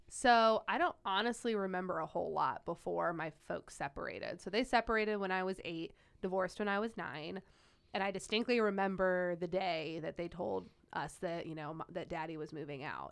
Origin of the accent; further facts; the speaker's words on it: Wadsworth, Ohio, United States; also born or lived in Las Vegas, Nevada; I grew up in Wadsworth, Ohio